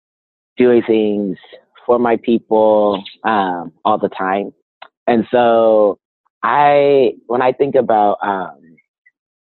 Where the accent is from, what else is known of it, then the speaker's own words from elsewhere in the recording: Inglewood, California, United States; also born or lived in Arizona; now in Berkeley, United States; I am originally from Inglewood, California. Lived in Arizona for 11 years, and now I'm currently in Berkeley, California